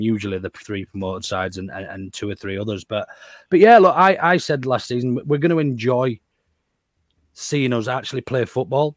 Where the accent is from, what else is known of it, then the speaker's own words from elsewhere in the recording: Yorkshire and the Humber, United Kingdom; We're made different in West Yorkshire